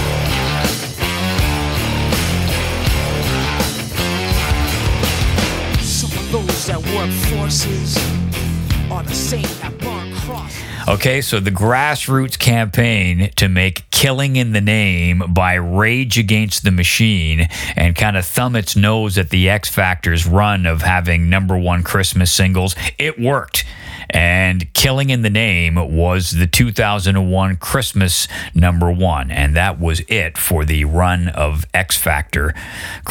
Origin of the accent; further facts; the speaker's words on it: Canada; moved away as an adult; also born or lived in London; where I grew up in Canada